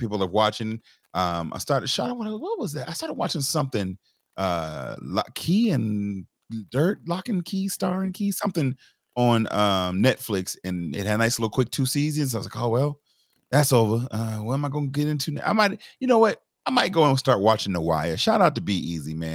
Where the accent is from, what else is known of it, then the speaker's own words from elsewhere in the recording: Charleston, South Carolina, United States; I grew up in the North Charleston area for a good early part